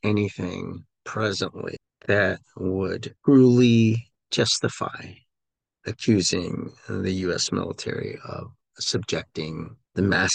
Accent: United States; we as American veterans

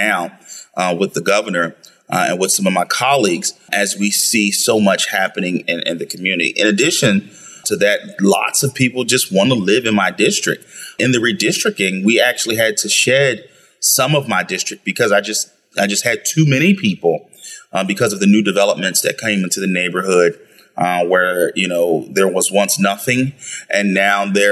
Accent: Philadelphia, Pennsylvania, United States; I grew up in South Philadelphia, went to school here

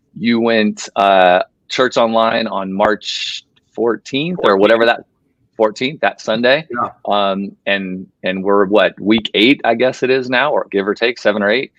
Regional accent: Las Vegas, Nevada, United States; moved away; I'm from Las Vegas originally

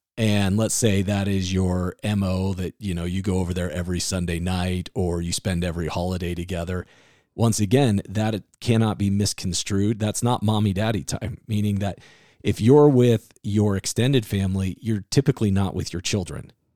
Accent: Iowa, United States; growing up in Iowa

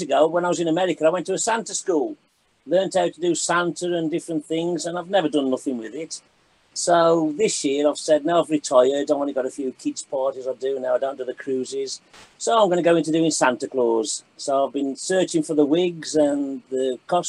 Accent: Bridgtown, West Midlands, United Kingdom; I was born and bred in Cannock Chase in a place called Bridgetown, which was a little village where everybody knew everybody.

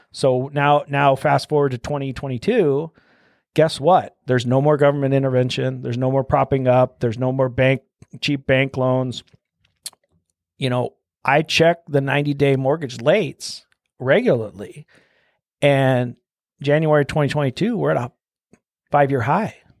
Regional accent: Omaha, Nebraska, United States; moved away as an adult; also born or lived in Minnesota / Denver; I'm from Omaha and then I went to school all over town. So, grew up twenty-fifth and Chandler, which is south though.

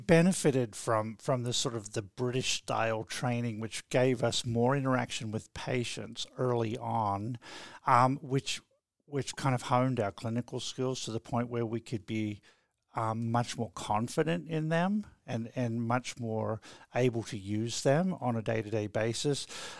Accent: Cressy, Tasmania, Australia; I was born and raised in Cressy and went to through Scott College, Launceston Matric College, and then here to the medical school for actually 7 years

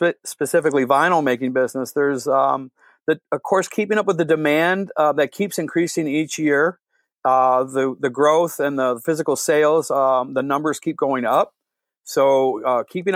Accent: Detroit, Michigan, United States; we grew up in Southwest Detroit in the Holy Redeemer and St. Hedwig area over by Clark Park

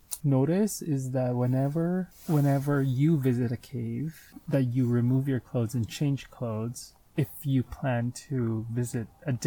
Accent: California, United States; I'm a Californian

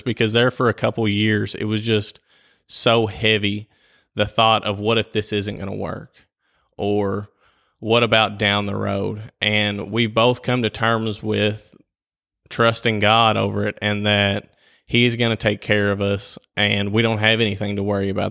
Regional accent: Whitesville, United States; I was born and raised here in Whitesville.

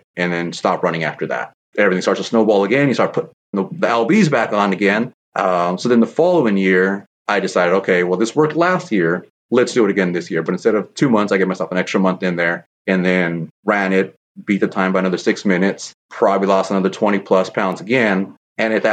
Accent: San Jose, California, United States; Born and raised here in San Jose, California

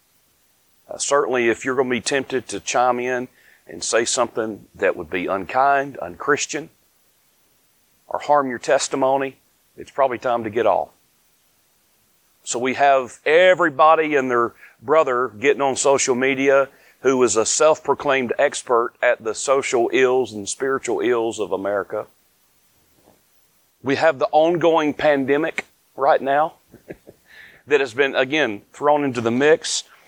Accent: North Carolina, United States; I'm from the South. Born, raised here in North Carolina

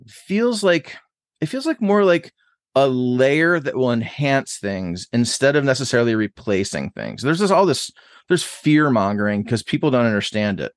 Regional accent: Buffalo, New York, United States; moved away as an adult; also born or lived in New Jersey / Boston; now in Columbus, United States; I grew up in Buffalo, New York until I was eighteen, like, from a, less than one year old till I was eighteen

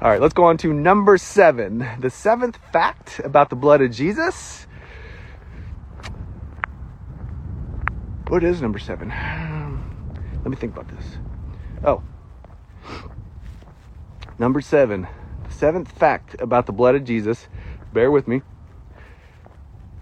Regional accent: United States; accent: country fried

